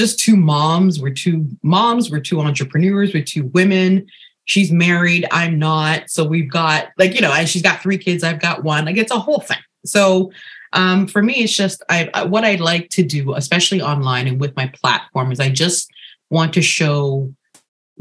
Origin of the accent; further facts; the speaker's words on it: Ghana; I'm originally from Ghana, where we wear bold prints on the daily